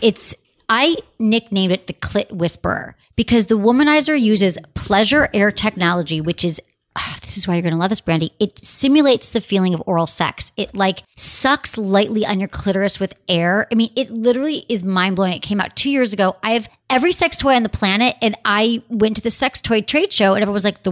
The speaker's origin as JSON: {"language": "English", "town": "Detroit", "region": "Michigan", "country": "United States", "tie": "born or raised there", "said": "Detroit, my hometown"}